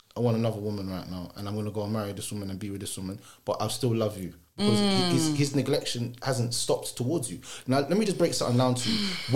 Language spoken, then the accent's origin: English; Clarendon, Jamaica; moved away; No, I wasn't born here. I was born in Clarendon, Jamaica.